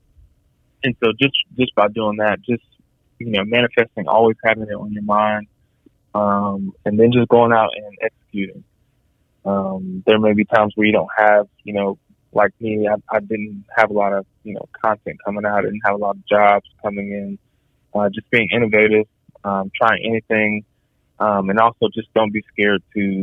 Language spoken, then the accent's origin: English; Atlanta, Georgia, United States; I'm from Atlanta